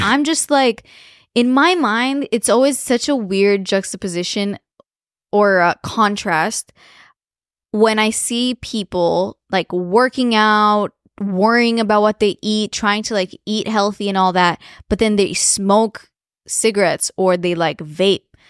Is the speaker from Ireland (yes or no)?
no; Romania; moved away; growing up in Romania